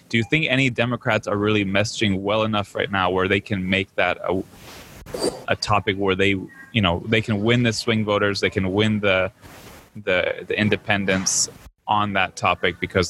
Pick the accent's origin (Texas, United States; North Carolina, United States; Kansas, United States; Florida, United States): Florida, United States; I live in Florida. I'm from Florida.